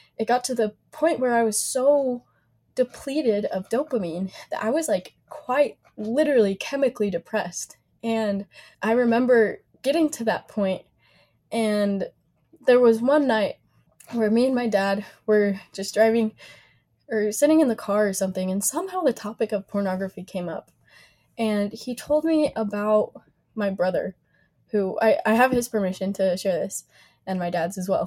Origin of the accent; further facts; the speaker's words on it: Logan, Utah, United States; also born or lived in Riverton, Utah; now in Provo, United States; I grew up in Logan, moved to Riverton at 14 years old